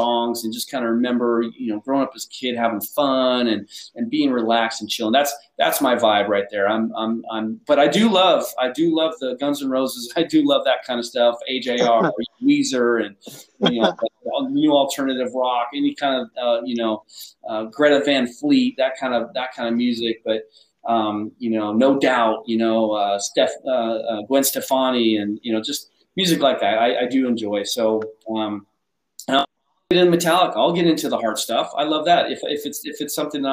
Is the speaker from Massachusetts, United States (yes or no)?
no; Spokane, Washington, United States; moved away as an adult; also born or lived in Buffalo, New York; now in Jacksonville, United States; I grew up in Spokane